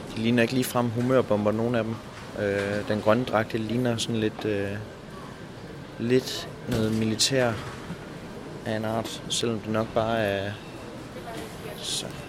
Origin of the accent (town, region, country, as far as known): Denmark